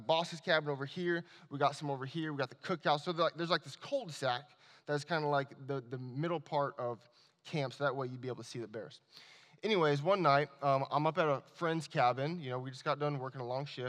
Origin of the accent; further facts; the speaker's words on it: Anchorage, Alaska, United States; also born or lived in Washington State; I was born and raised in Anchorage, Alaska